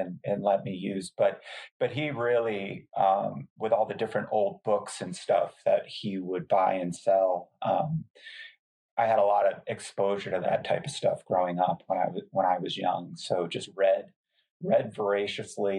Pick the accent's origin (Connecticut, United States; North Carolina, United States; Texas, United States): Connecticut, United States; northwest corner of; moved away as an adult; also born or lived in Helena, Montana / Harrisburg, Pennsylvania; I grew up in the northwest corner of Connecticut, which is a very rural part of Connecticut